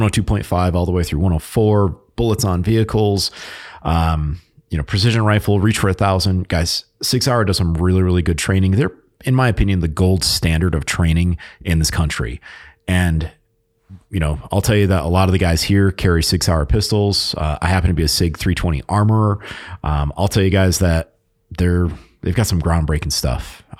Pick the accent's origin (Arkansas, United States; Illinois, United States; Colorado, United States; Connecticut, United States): Connecticut, United States; I grew up in Connecticut. I was only two and a half hours away from the Sig Sauer Academy.